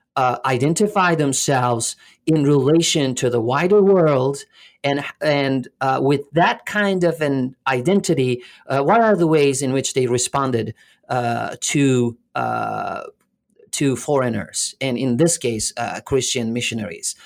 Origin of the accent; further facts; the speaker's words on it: Alanya, Antalya, Turkey; also born or lived in Canada; now in Florida, United States; I was born in Alanya, which is a s, uh, a little, uh, touristy place in southern, uh, Turkey